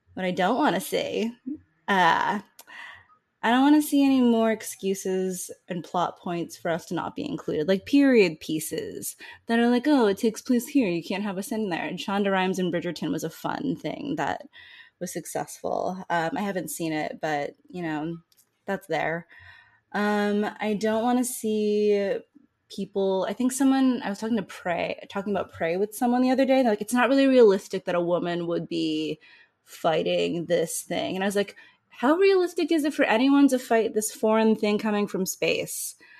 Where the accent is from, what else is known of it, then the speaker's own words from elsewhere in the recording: Northeast, United States; I'm also from the Northeast and I don't sound like